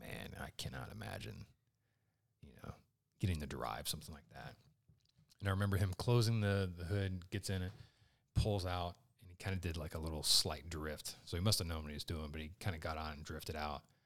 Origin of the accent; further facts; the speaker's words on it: Richmond, Indiana, United States; I grew up in Richmond, Indiana.